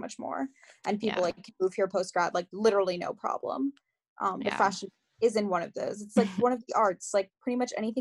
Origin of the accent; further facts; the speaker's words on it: Long Island, New York, United States; also born or lived in Queens, New York / North Carolina; now in New York City, United States; I was born and raised in New York. I was born in Queens, raised on Long Island